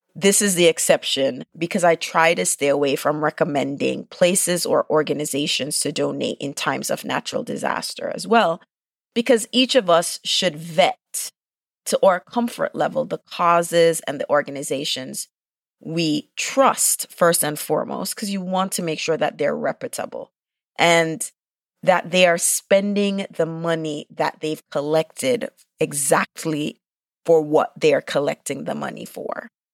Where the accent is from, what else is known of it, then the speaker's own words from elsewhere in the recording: Jamaica; I'm Jamaican